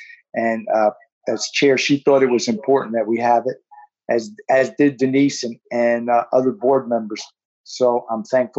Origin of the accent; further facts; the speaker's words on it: Newark, New Jersey, United States; moved away; I was born and raised in the Ironbound section of Newark, which is a very diverse community. In my earlier years, there was a large Portuguese community